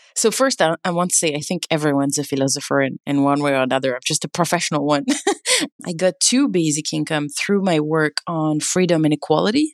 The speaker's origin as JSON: {"language": "English", "country": "France", "tie": "born or raised there", "moved": "yes", "lives_now": "California, United States", "said": "I grew up in France, and I'm now based in California"}